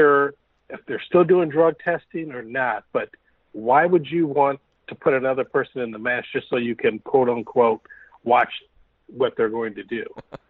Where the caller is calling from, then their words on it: Aurora, Illinois, United States; from Aurora.